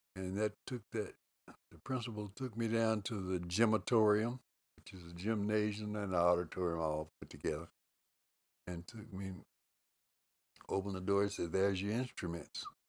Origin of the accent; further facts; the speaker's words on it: Lubbock, Texas, United States; moved away as an adult; also born or lived in Oklahoma City; grew up in Lubbock, Texas